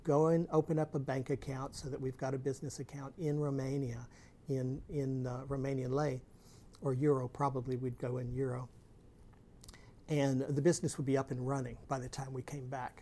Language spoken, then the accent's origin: English; United States; now in Houston area, United States; as an American